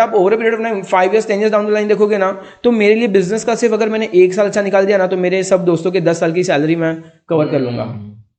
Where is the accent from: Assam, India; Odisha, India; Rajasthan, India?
Rajasthan, India; Nadol; जब हम क्रिकेट खेलते थे ना हमारे गांव में